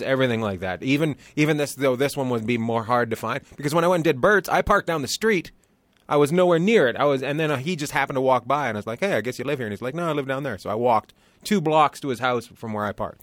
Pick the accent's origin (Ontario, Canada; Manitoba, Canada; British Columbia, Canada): British Columbia, Canada; Terrace; now in Long Beach, United States; I grew up near Alaska, a place called Terrace, British Columbia